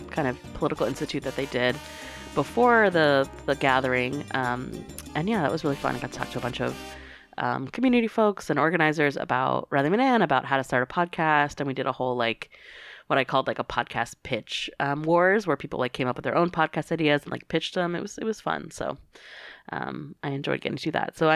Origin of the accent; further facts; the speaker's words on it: Tucson, Arizona, United States; I'm from Tucson.